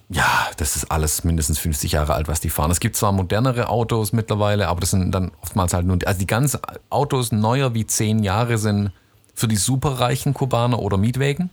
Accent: Stuttgart, Baden-Württemberg, Germany

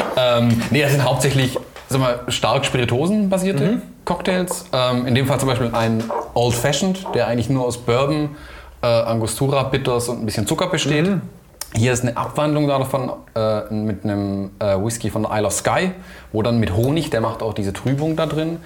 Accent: Kirchheim, Germany; aus Kirchheim, meiner Heimat

